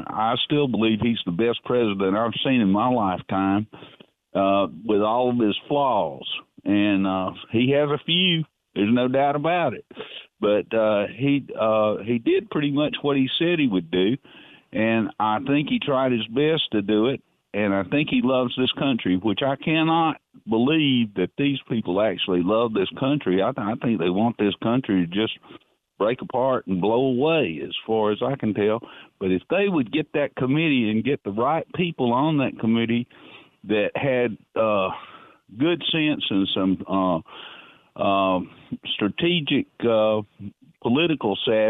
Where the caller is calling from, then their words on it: Darlington, North East England, United Kingdom; in Darlington.